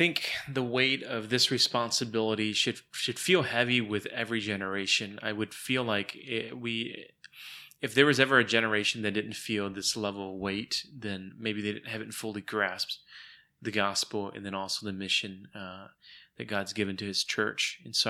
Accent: United States; born there; I mean, for goodness sakes, I was the first born in America. I was born in 1979 in America.

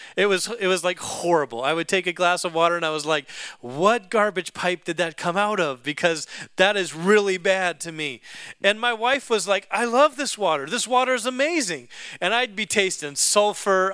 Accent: Alaska, United States; I grew up in Alaska

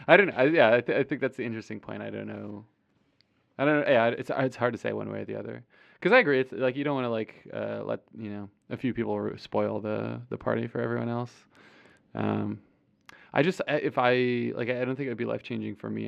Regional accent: Clarence, New York, United States; my hometown of Clarence, New York

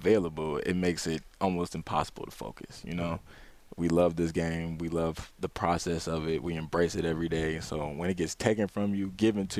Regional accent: Ypsilanti, Michigan, United States; I'm from Ypsilanti, Michigan

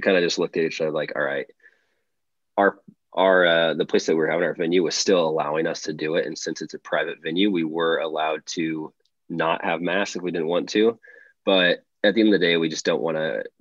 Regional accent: Charleston, Illinois, United States; moved away as an adult; growing up in Charleston

